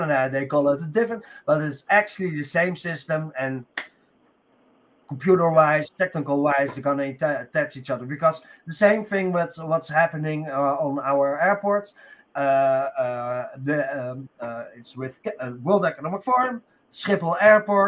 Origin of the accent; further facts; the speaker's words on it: Netherlands; I'm from Holland